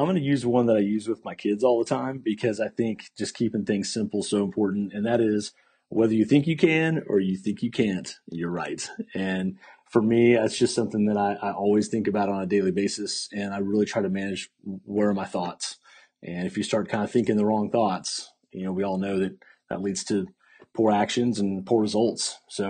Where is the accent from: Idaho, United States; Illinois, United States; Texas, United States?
Texas, United States; Fort Worth; now in Austin, United States; Yes, so I grew up in Fort Worth, Texas, and live in Austin now, so just up the road, and moved.